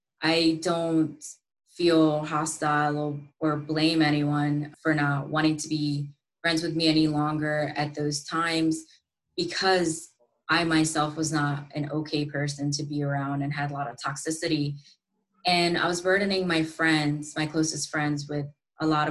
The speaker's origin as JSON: {"language": "English", "country": "United States", "tie": "born or raised there", "also_born_or_lived": "India / Thailand", "said": "due to me being born in a South Asian culture and growing up in the States after I migrated"}